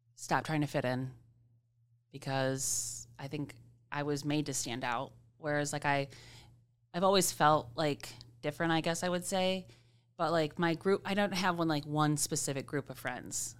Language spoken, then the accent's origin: English; Grand Rapids, Michigan, United States; also born or lived in Comstock Park / Cedar Springs; I've lived, um, in Grand Rapids. I grew up on Palmer Street